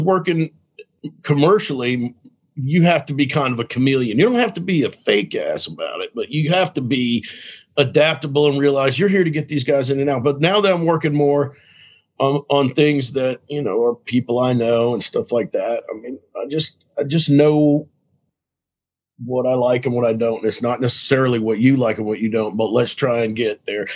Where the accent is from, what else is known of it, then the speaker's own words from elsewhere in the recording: Dallas, Texas, United States; I grew up in Dallas.